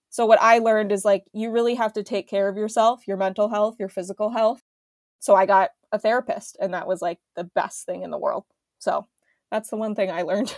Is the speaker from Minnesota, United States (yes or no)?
yes; Minneapolis, Minnesota, United States; I was going back to my hometown